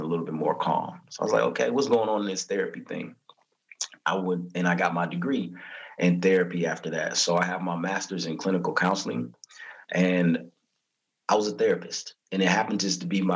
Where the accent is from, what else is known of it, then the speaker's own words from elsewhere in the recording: Southern California, United States; also born or lived in Lynwood, California / Corona, California / New Orleans, Louisiana; I'm from California, born and raised in SoCal. I was living in LA, the Linwood area, then moved out to Corona